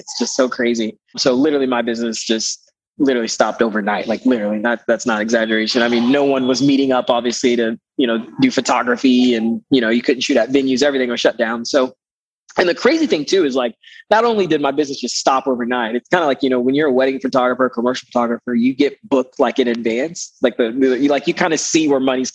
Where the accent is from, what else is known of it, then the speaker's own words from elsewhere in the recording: Panama; now in Greenville, United States; I live in Greenville, South Carolina. And I am originally from Panama, Central America